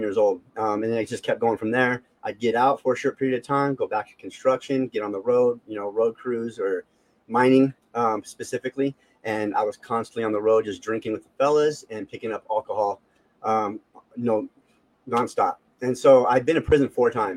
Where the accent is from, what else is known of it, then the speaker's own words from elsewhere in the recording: Las Vegas, Nevada, United States; I was born in Las Vegas, grew up in a highly gang populated area.